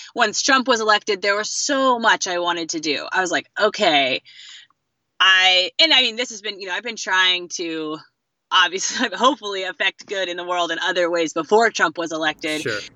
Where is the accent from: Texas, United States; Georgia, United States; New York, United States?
New York, United States; Fishers Island; also born or lived in southeastern Connecticut; I'm from New England, also actually, um, southeastern Connecticut. I grew up on um, Long Island Sound, uh, off the coast on Fisher's Island